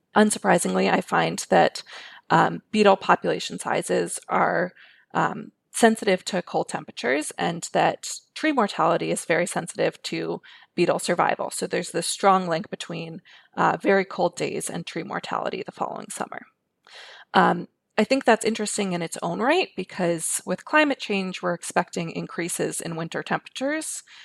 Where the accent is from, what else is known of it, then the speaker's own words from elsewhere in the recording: New York City, New York, United States; I grew up in New York City